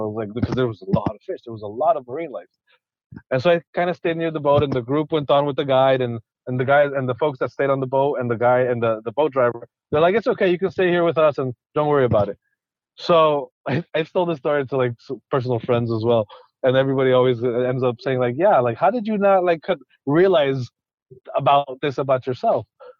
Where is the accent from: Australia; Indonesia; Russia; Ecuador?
Ecuador; Andes; so I grew up in Ecuador, so I grew up in the middle of the Andes. I would see cloud forests all the time, and it didn't click.